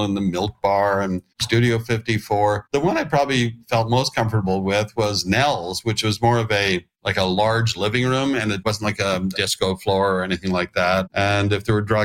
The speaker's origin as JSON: {"language": "English", "country": "Canada", "tie": "born or raised there", "moved": "as an adult", "lives_now": "New York, United States", "said": "And I was living and growing up in Canada."}